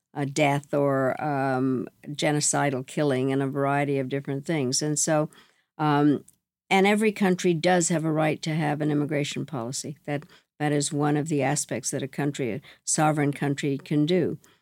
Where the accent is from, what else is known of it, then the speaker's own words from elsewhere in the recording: United States; I am mortified as an American